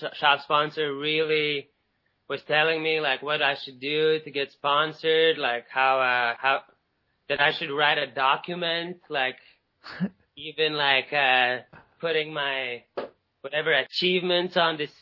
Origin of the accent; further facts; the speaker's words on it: Latvia; also born or lived in Barcelona, Spain; this one dude from my hometown that was kind of a little bit older than me. He basically hooked it up because he knew some guys from the skate shop in Riga, in the capital city of Latvia